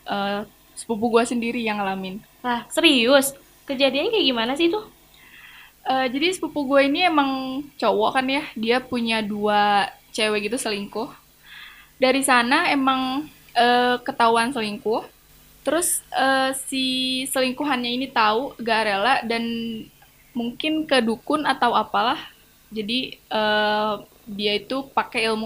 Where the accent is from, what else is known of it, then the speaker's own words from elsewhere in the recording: Banten, Indonesia; Gue dari Banten yang kalian tadi bilang emang eh, budaya mistisnya masih melekat.